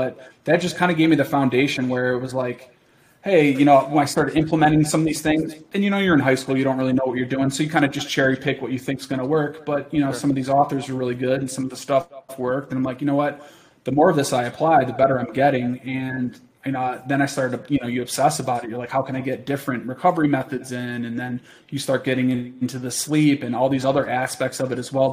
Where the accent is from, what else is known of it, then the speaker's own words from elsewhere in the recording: New York, United States; growing up in New York